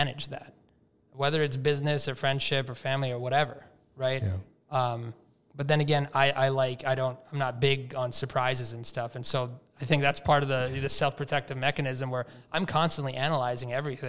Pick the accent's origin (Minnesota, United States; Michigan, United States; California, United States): Minnesota, United States; I was born in Minnesota